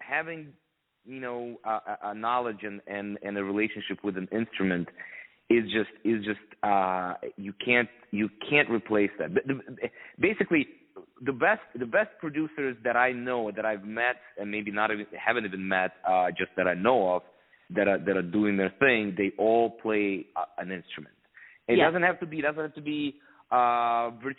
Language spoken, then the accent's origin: English; Ukraine; moved away; also born or lived in Philadelphia; I'm from Ukraine originally